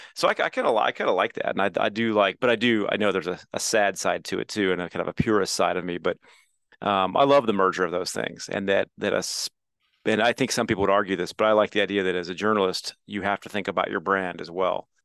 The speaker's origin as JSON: {"language": "English", "region": "Midwest", "country": "United States", "tie": "born or raised there", "said": "I feel so lucky to live where I grew up"}